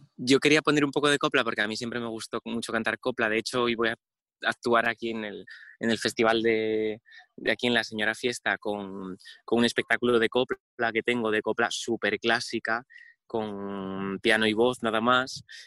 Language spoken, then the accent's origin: Spanish; Oviedo, Asturias, Spain; born or raised there; also born or lived in Rodiezmo, León